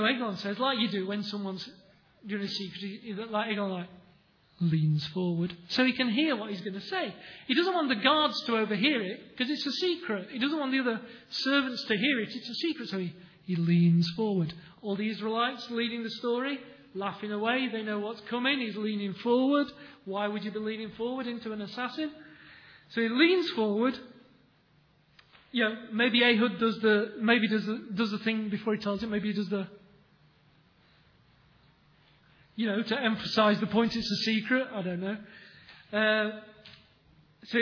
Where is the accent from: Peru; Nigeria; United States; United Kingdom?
United Kingdom; England; We're English